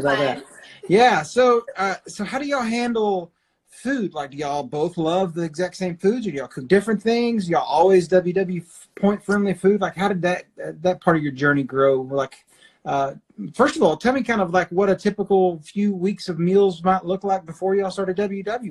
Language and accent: English; Arkansas, United States; now in Oklahoma City, United States; I grew up in Arkansas